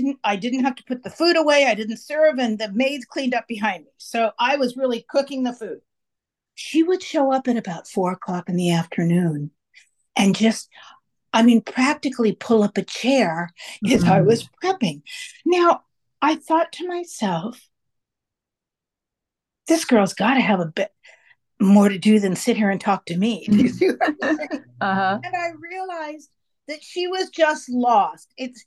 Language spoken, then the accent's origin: English; Marin County, California, United States; I grew up in Marin County.